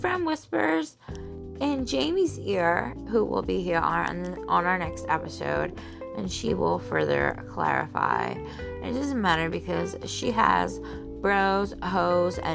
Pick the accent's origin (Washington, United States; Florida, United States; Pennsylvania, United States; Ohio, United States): Pennsylvania, United States; Philadelphia; as a Philadelphian